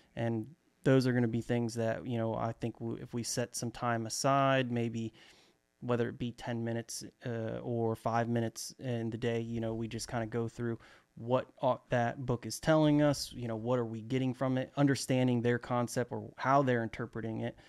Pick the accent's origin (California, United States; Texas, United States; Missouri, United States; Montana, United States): Texas, United States; Dallas; I'm actually from Dallas, uh, Texas, to be specific, you know, the great state of Texas.